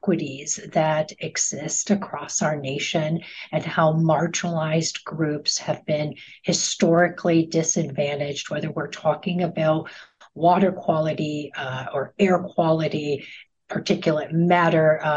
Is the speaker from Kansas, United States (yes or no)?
no; Chicago, Illinois, United States; my hometown of Chicago